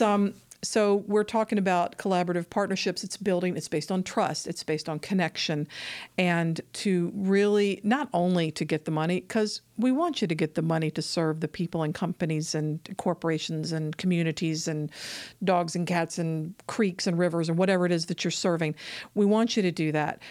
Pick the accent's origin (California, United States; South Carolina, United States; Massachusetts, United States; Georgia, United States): Georgia, United States; Atlanta; I'm from Atlanta